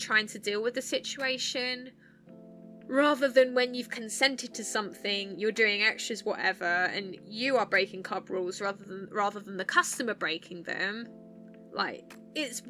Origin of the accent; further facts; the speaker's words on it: Essex, East of England, United Kingdom; accent: Essex; now in Sheffield, United Kingdom; I'm from Essex and that's that, because that's my accent and that is where I'm from.